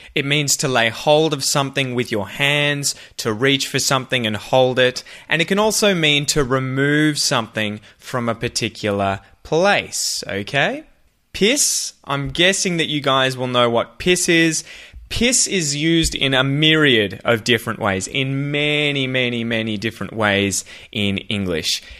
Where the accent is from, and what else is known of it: Australia; accent: Australian